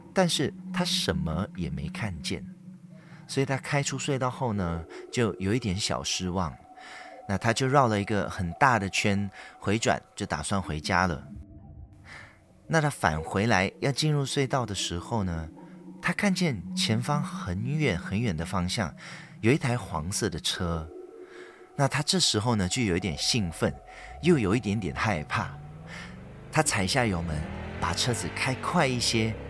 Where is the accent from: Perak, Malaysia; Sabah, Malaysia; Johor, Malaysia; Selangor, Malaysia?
Perak, Malaysia; 在马来西亚，我的家乡，霹雳州